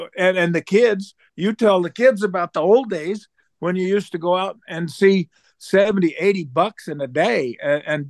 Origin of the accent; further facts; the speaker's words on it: Oregon, United States; moved away; I grew up in Oregon